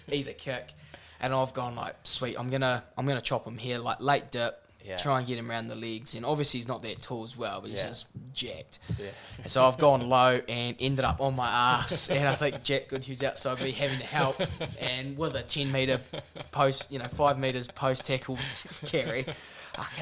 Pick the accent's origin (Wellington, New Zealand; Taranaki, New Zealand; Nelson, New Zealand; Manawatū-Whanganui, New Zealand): Nelson, New Zealand; we always battled growing up in the Nelson Bays versus Marlborough stuff